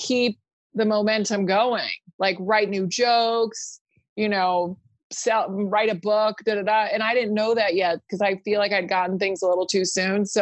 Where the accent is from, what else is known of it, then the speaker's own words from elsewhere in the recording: California, United States; English is a second language; also born or lived in Spain; I was born in California and then we lived in Spain till I was 8, but I lived there as a child until I was 8.